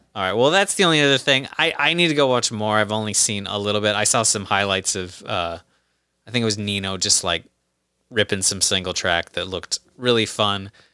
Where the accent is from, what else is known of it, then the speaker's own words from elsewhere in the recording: United States; as an American